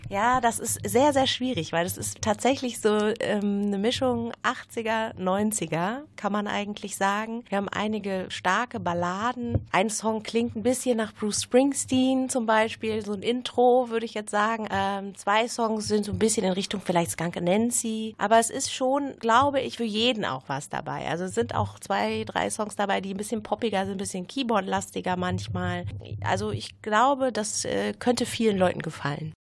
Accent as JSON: {"language": "German", "town": "Krefeld", "region": "North Rhine-Westphalia", "country": "Germany", "tie": "born or raised there", "moved": "yes", "said": "wir kommen alle aus Krefeld, sind alle in Krefeld geboren. Ich war lange Zeit weg, bin aber seit vier Jahren jetzt wieder da, wohne auch wieder hier"}